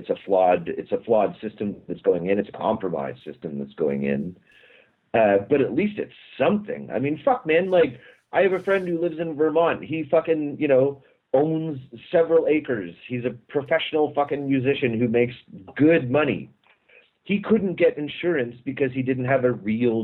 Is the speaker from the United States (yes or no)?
no; Canada; As a Canadian